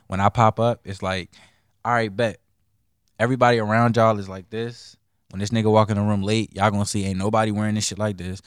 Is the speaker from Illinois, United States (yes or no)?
no; Bladensburg, Maryland, United States; also born or lived in Montgomery County, Maryland; I was raised up in, like, Bladensburg